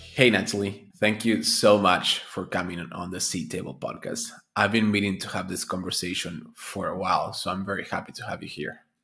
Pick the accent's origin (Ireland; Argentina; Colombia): Argentina; moved away; also born or lived in United States; I'm, I'm originally from Argentina